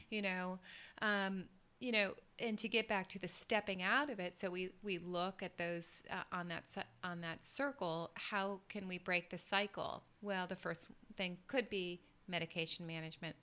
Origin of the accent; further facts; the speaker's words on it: the South, United States; I grew up in the South in the U.S.